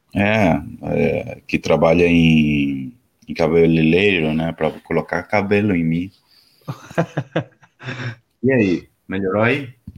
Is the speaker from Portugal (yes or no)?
no; Ciudad del Este, Alto Paraná, Paraguay; eu sou do Paraguai, cidade do leste. Fronteira com Foz de Iguaçu.